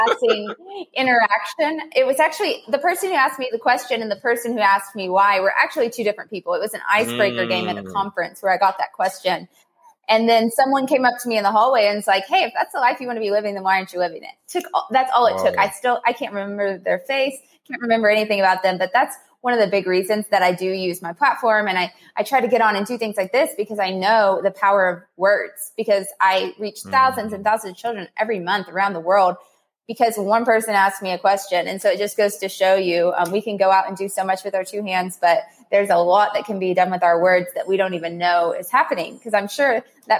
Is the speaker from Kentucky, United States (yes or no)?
yes; Somerset, Kentucky, United States; I'm from Somerset, Kentucky, a little bitty town. I grew up with a mother